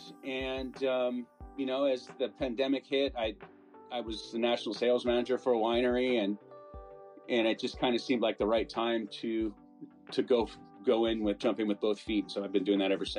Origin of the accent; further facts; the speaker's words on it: California, United States; also born or lived in Las Vegas; I grew up in California